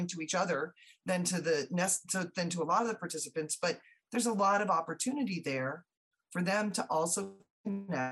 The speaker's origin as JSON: {"language": "English", "region": "Southeast", "country": "United States", "tie": "born or raised there", "said": "I grew up in the Southeast"}